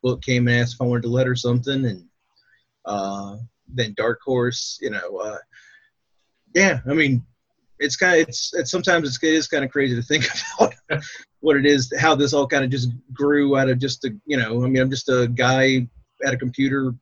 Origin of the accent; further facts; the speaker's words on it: Portsmouth, Virginia, United States; I'm from Portsmouth, Virginia. Lived here my whole life except for like 2 months where I went to college in Pennsylvania